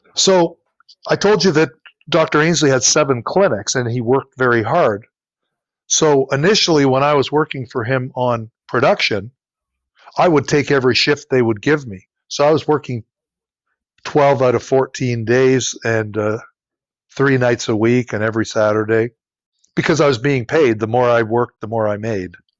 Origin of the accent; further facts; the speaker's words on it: Ontario, Canada; moved away as an adult; also born or lived in Nova Scotia; I am from Ontario. That's where my family is all from